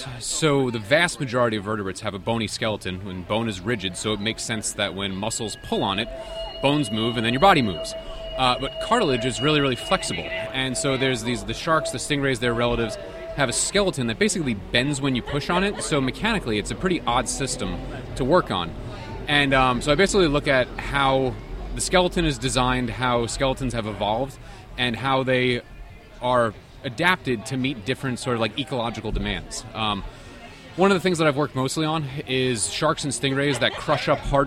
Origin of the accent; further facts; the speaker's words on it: Long Island, New York, United States; I grew up in New York on Long Island and on the south shore of Long Island, always around the beach, always around the water